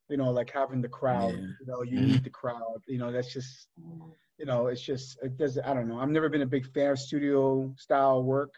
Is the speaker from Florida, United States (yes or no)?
no; New Jersey, United States; as a kid growing up in Jersey